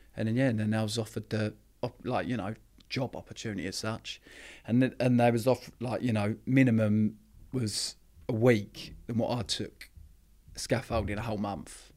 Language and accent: English; Epping, East of England, United Kingdom; also born or lived in Harlow; I was brought up in a little town, Epping, which is in Essex.